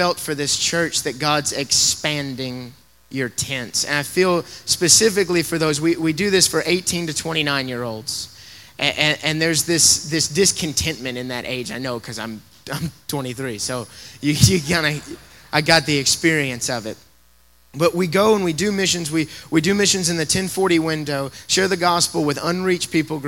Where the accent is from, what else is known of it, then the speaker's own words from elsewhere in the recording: Tennessee, United States; now in Colorado Springs, United States; I'm originally from Tennessee